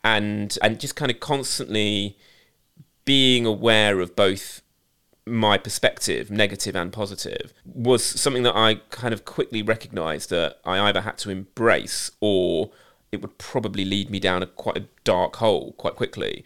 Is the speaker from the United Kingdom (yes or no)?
yes; United Kingdom; as a British Asian who went to an pretty much predominantly, if not all, white school